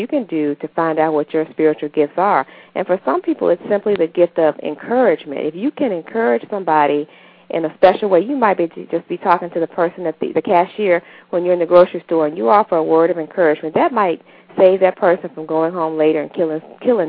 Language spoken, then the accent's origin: English; Pine Bluff, Arkansas, United States; I grew up in Pine Bluff, Arkansas